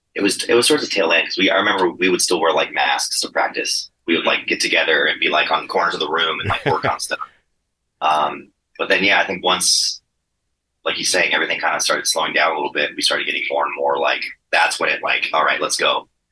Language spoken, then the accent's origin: English; San Diego, California, United States; we're all from San Diego